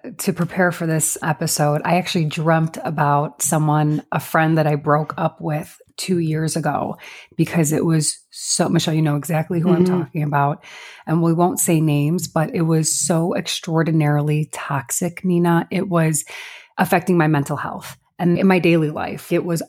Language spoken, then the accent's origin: English; La Grange, Illinois, United States; now in Chicago, United States; I'm also from LaGrange, but I live in, it's our version of Little Italy.